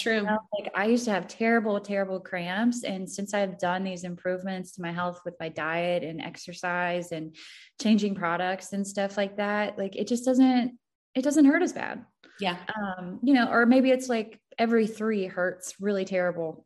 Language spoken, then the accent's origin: English; Missouri, United States; I'm from the show me state. I'm from Missouri.